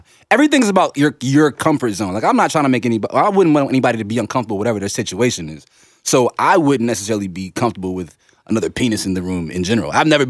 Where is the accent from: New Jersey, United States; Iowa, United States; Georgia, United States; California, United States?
New Jersey, United States; Essex County; I'm from Essex County.